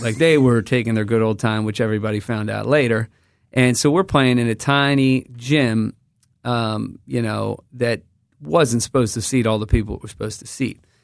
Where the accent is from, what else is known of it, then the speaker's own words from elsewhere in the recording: United States; I come from the United States of America.